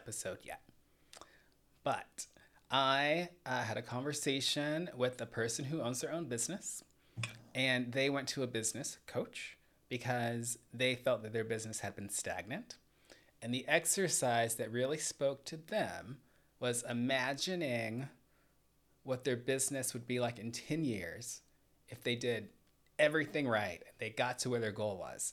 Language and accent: English; Atlanta, Georgia, United States; I grew up in Atlanta